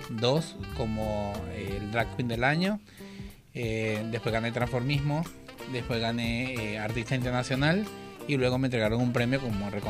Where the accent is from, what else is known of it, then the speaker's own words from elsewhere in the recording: Maracay, Aragua, Venezuela; moved away as an adult; also born or lived in Uruguay; now in Argentina; en Maracay, Estado de Aragua, en Venezuela.